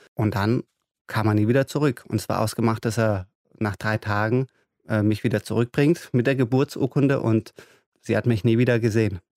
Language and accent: German; Germany; first language German; also born or lived in Iran; Ich bin hier ganz normal zur Schule gegangen. Deutschland ist mein Mutterland oder mein Vaterland, würde ja. ich sagen. Auch äh, Deutsch ist meine Muttersprache